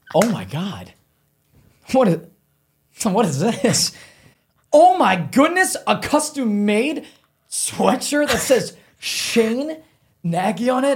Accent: Solon, Ohio, United States; moved away as an adult; now in Los Angeles, United States; I grew up in Solon

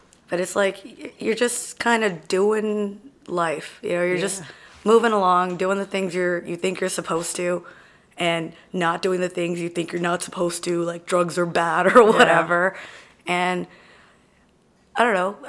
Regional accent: Carrollton, Texas, United States; also born or lived in Wills Point, Texas; I grew up in the Dallas area

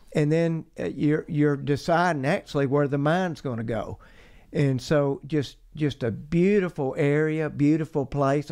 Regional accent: Rome, Georgia, United States; moved away; I grew up in Rome, Georgia, north of Atlanta. Uh, it's the mountain area of, of Georgia, so I am a mountain boy

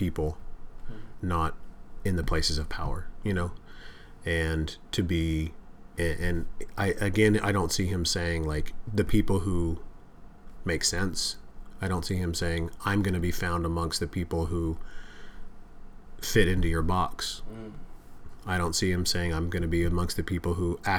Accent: United States; I'm an American

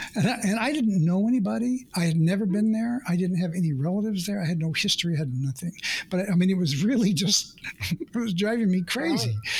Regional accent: Oklahoma, United States; I grew up in the Midwest in Oklahoma, in the United States

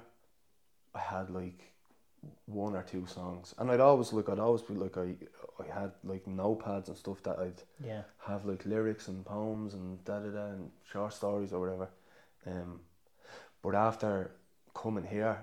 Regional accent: Dublin, Leinster, Ireland; moved away as an adult; now in County Clare, Ireland; we lived with my grandparents. Like, and then my mum got a council house in Shankill in Dublin

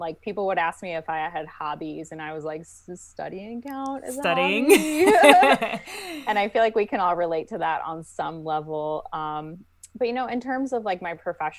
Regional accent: St. Louis, Missouri, United States; I'm actually originally from St. Louis, Missouri, and that's where I also went to optometry school at the University of Missouri, St. Louis

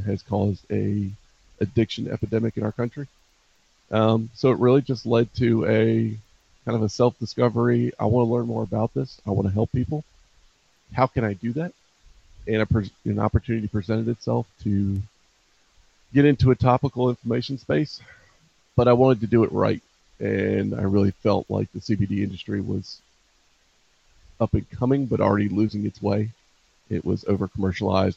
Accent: Baltimore, Maryland, United States; growing up in Northeast Baltimore City

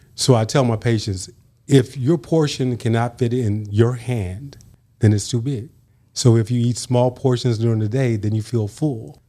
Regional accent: San Francisco Bay Area, Northern California, United States; born or raised there; moved away as an adult; also born or lived in Brownsville, Tennessee / Los Angeles; now in West Tennessee, United States

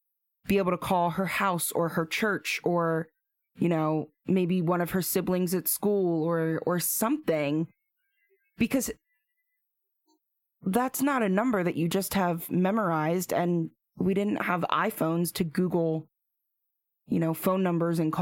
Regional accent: Perry County, outside Harrisburg, Pennsylvania, United States; I grew up outside of Harrisburg, because if I say Perry County, nobody knows

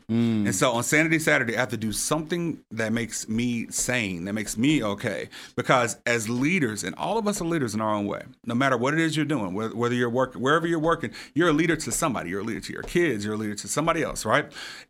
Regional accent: Little Rock, Arkansas, United States; now in Memphis, United States; I'm originally from Little Rock. I'm not an original Memphian.

